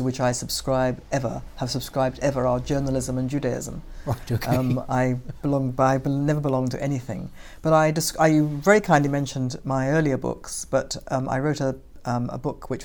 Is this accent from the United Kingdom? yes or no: yes; United Kingdom; Thought of myself as a British Jew